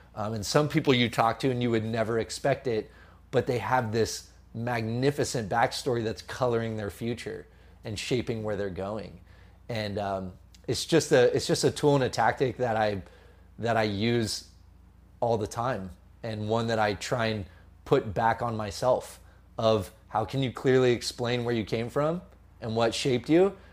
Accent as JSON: {"language": "English", "town": "San Jose", "region": "California", "country": "United States", "tie": "born or raised there", "also_born_or_lived": "Los Angeles", "lives_now": "Sonoma County, United States", "said": "I grew up in San Jose originally."}